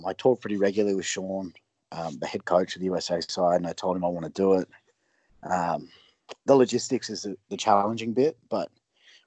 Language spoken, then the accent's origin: English; Brisbane, Queensland, Australia; now in United States; I'm from Brisbane